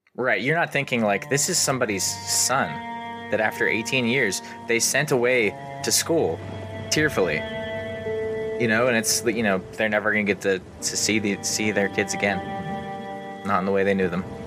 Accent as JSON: {"language": "English", "region": "Pennsylvania", "country": "United States"}